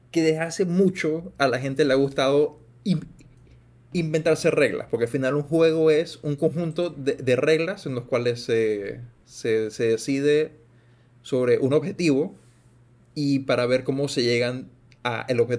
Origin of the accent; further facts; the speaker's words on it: Panama; como si soy panameño